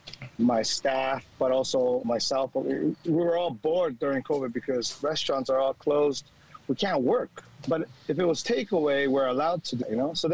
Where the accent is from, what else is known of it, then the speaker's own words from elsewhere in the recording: California, United States; now in Sydney, Australia; I'm an American coming from California.